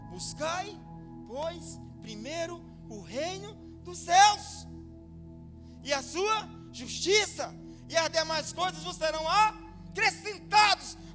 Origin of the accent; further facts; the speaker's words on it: Piauí, Brazil; eu vim lá da roça lá do Piauí para uma, conseguir alguma coisa aqui.